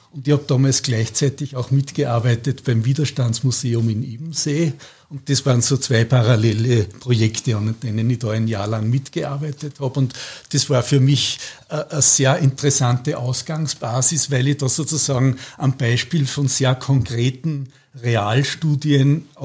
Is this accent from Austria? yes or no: yes; Scharnstein, Upper Austria, Austria; also born or lived in Gmunden / Vienna; Ich bin in Scharnstein aufgewachsen, in Gmunden geboren, in Kirchdorf dann bis zur Matura in gegangen und danach habe ich dann in Wien studiert und bin dann dort geblieben.